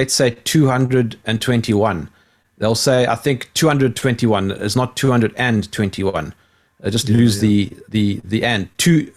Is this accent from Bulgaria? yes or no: no; South Africa; I'm South African, so our English has become butchered over time